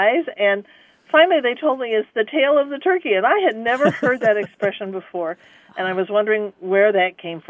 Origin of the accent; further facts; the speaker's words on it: Colorado, United States; now in Midwest, United States; I'm originally from Colorado